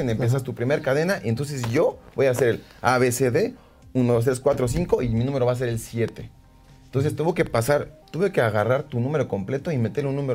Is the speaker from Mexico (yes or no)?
yes; Mexico City, Mexico; Como buenos chilangos